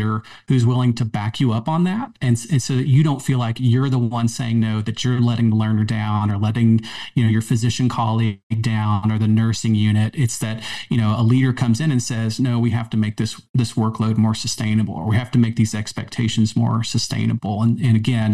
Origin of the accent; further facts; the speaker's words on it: the South, United States; also born or lived in Maryland; now in Charlotte, United States; growing up in the South, you know, I've been a long-term Tar Heel fan